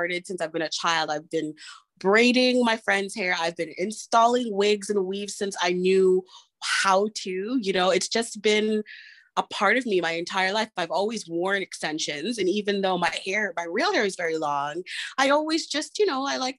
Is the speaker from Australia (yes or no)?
no; Canada; being a Canadian woman